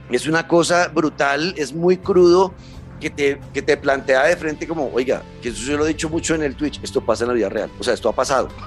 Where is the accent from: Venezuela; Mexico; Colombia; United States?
Colombia; yo como colombiano